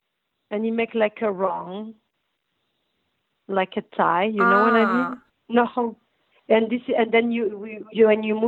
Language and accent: English; Tanger-Tetouan-Al Hoceima, Morocco; English is a second language; also born or lived in Belgium; I come from North Morocco. I'm a Jebelia style girl, which I live in Tangier.